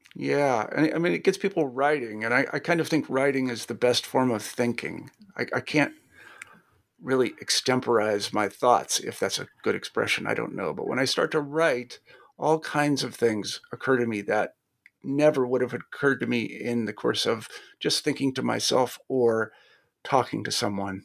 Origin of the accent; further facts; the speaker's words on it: Kansas, United States; I'm from Kansas